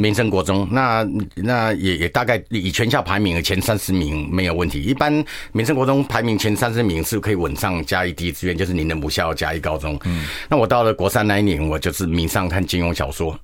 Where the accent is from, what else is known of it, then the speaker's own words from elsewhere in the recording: Shuishang, Chiayi County, Taiwan; also born or lived in Tainan; 人家说水上是哪里，我说这北回归线啊，对，对，对。经过我们家